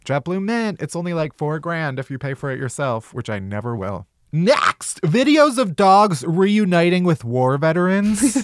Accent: Chicago, Illinois, United States; I'm also from Chicago. South

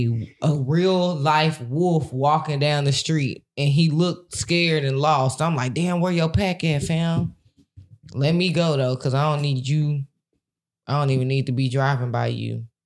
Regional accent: Cedar Hill, Texas, United States; growing up in Cedar Hill.

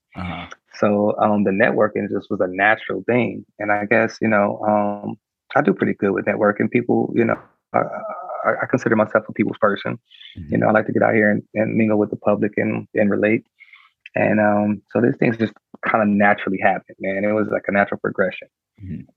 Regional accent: Compton, California, United States; I'm um, born and raised in Compton

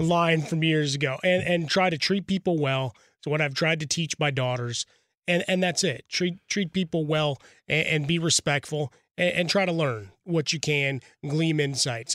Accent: Chicago, Illinois, United States; now in Los Angeles, United States; I grew up in Chicago

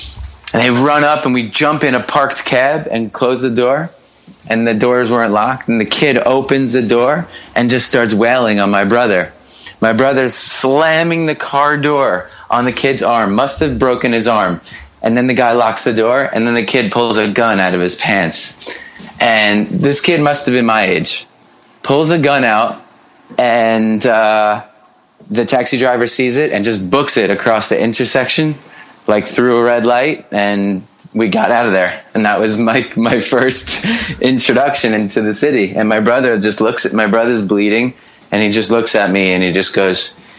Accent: Merrick, New York, United States; Yeah, I was born and raised in a town called Merrick, which is about 25 miles. It's on the south shore of Long Island.

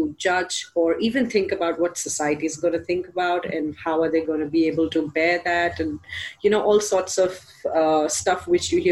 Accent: India; I'm from India

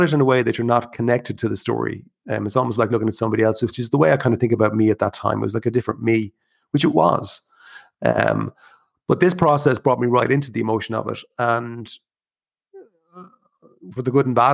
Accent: Ireland; as an Irish person

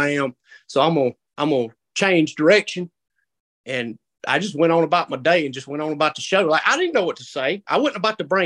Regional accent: South Carolina, United States; I'm from South Carolina

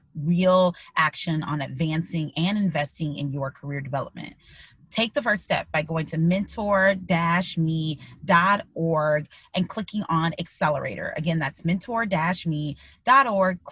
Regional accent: Midwest, United States; moved away as an adult; also born or lived in Illinois; now in Pennsylvania, United States; growing up in the Midwest

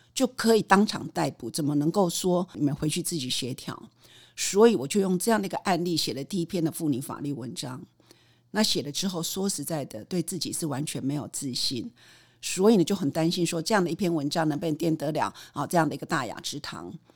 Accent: Taiwan; 台大毕业、台大法研所

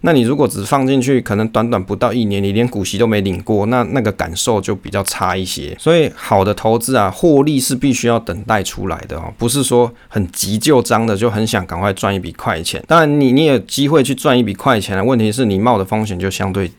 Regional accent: Taiwan; 我是台湾人

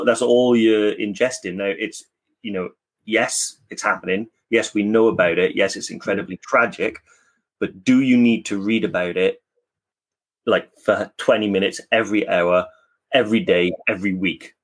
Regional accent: Newport, Wales, United Kingdom; I'm from Newport in South Wales

